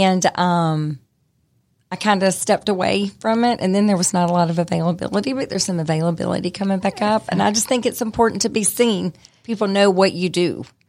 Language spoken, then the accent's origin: English; Smyrna, Georgia, United States; I grew up in Smyrna, so I'm from Cobb County